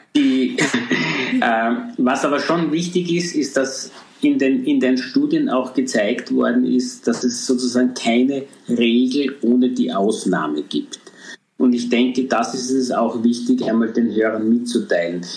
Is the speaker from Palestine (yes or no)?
no; Austria; bei uns in Österreich